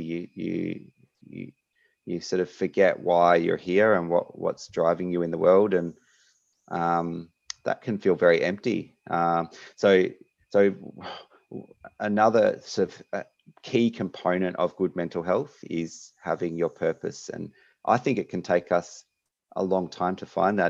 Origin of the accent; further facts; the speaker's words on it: Melbourne, Victoria, Australia; moved away as an adult; now in Perth, Australia; I am from Melbourne originally, uh, and then happened to get into medical school over here in Western Australia